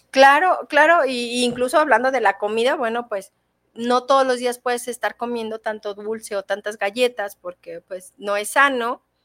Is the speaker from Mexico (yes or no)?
yes; Mexico; como mexicanos